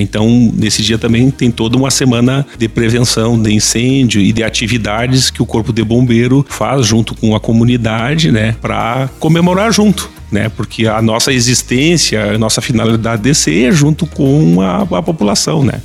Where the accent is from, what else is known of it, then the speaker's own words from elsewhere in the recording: Santa Maria, Rio Grande do Sul, Brazil; moved away as an adult; also born or lived in Ijuí; now in Santa Cruz do Sul, Brazil; Eu sou natural de Santa Maria